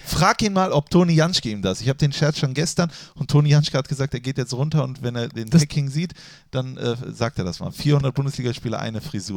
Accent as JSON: {"language": "German", "country": "Germany", "tie": "born or raised there", "moved": "yes", "said": "Ich bin in Reit aufgewachsen"}